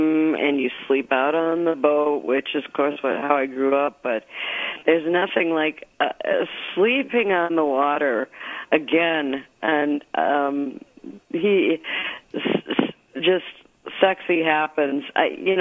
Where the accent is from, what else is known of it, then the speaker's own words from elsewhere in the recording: St. Paul, Minnesota, United States; also born or lived in Nisswa, Minnesota; I grew up in St. Paul, Minnesota